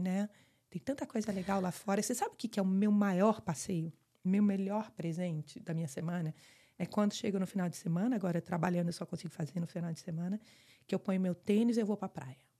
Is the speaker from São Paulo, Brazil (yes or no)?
no; Fortaleza, Ceará, Brazil; moved away as an adult; also born or lived in Rio de Janeiro / Michigan; now in Weston, United States; eu sou do Rio, mas morei minha vida toda em Fortaleza